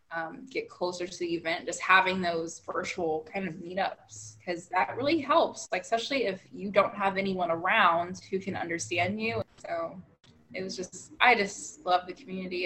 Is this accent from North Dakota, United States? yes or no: no; Northern California, United States; now in Southern California, United States; I grew up in Northern California.